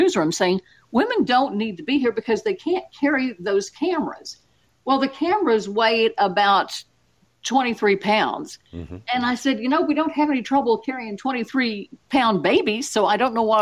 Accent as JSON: {"language": "English", "region": "Oklahoma", "country": "United States", "tie": "born or raised there", "said": "I grew up here in Oklahoma"}